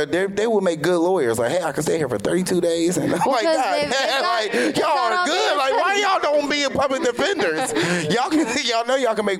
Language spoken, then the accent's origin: English; Cincinnati, Ohio, United States; now in California, United States; We're both from Ohio. I'm from Cincinnati.